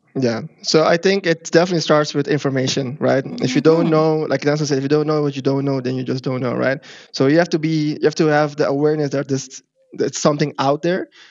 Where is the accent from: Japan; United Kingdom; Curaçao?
Curaçao; now in Netherlands; I'm not from Africa myself, but I do come mm-hmm. from Curacao